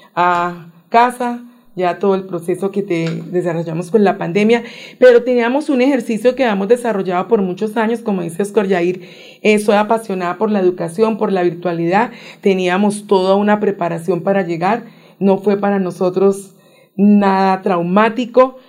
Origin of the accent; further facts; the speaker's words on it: Cali, Valle del Cauca, Colombia; moved away as an adult; now in Bogotá, Colombia; Yo nací en Cali